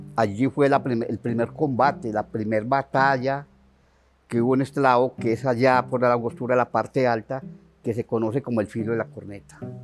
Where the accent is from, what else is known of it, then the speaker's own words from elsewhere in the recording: Jardín, Antioquia, Colombia; el municipio de Jardín, allá mi pueblo